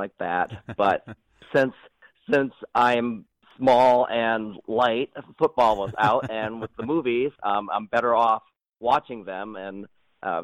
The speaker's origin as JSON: {"language": "English", "town": "Ann Arbor", "region": "Michigan", "country": "United States", "tie": "born or raised there", "also_born_or_lived": "Cincinnati, Ohio", "said": "I was born and raised in Ann Arbor, Michigan"}